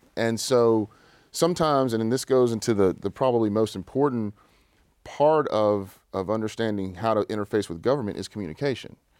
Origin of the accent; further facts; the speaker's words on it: Shreveport, Louisiana, United States; I grew up in West Shreveport, right on Pines Road